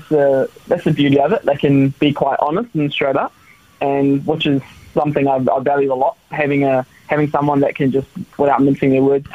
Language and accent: English; Wellington, New Zealand; I'm Kiwi through and through, born in Wellington